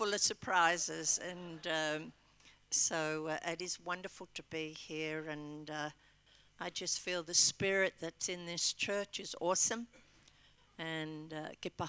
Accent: Albury, New South Wales, Australia; also born or lived in Melbourne; now in Western Australia, Australia; I was originally from Albury and trained here

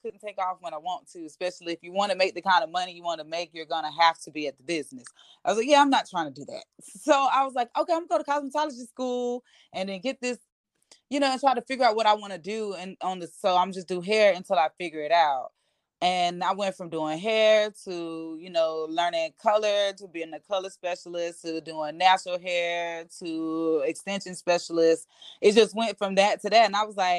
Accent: Albany, Georgia, United States; accent: deep Southern; also born or lived in Statesboro, Georgia; I was actually born in Statesboro. So shout out to Georgia Southern, but I was raised in Albany, Georgia

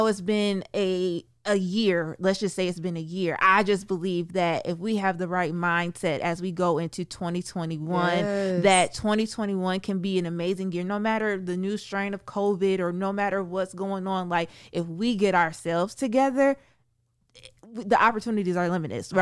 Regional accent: Sandusky, Ohio, United States; moved away as an adult; now in Toledo, United States; born and raised in Sandusky, Ohio, moved to Toledo in 2007, and just have since been here

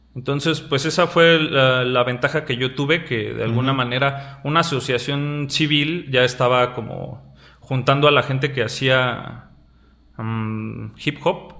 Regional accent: Mexico City, Mexico; moved away as an adult; now in Querétaro, Mexico; yo soy de nacido en la Ciudad de México, pero por decirlo así, la mitad de mi vida viví en Ciudad de México y actualmente radico en Querétaro

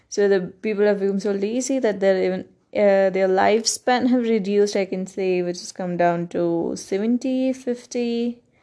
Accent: Karnataka, India; first language Kannada; English is a second language; in the next few days, I will release a podcast of the same thing in Kannada, which is my mother tongue.

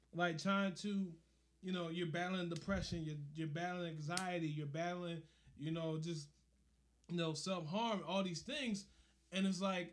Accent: Philadelphia, Pennsylvania, United States; I grew up in North Philly

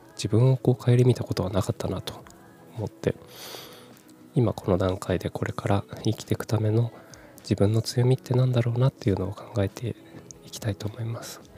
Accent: Kumamoto, Japan; also born or lived in Fukuoka / Tokyo; 十八歳から福岡、三十歳から東京で暮らし、退職を機に地元の熊本に帰ってきた

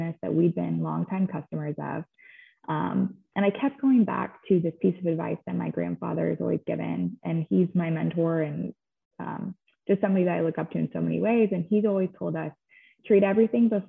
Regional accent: Dallas, Texas, United States; I am from Dallas, grew up in Dallas

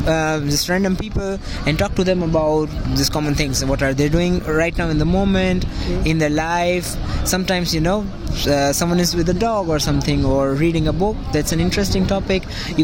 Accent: India; I'm from India.

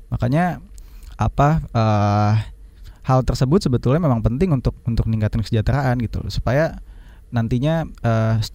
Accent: Timor-Leste; Mas Don orang Indonesia, saya orang Timor Leste.

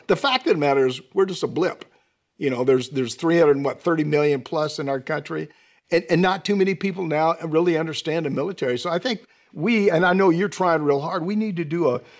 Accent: Vancouver, Washington, United States; moved away; I came from Washington State too, Sergeant Major, but from Vancouver though.

